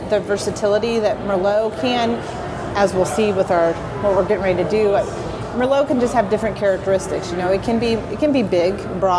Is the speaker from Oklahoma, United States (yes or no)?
no; Sonoma County, California, United States; growing up in Sonoma County